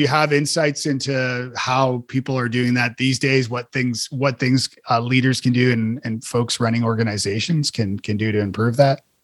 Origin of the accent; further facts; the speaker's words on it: Toronto, Ontario, Canada; moved away; I'm from Toronto originally